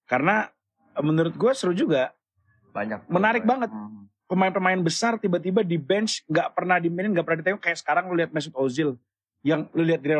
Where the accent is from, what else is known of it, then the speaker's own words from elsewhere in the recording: West Sumatra, Indonesia; tapi gue sebagai orang Minang tetap punya orang Minang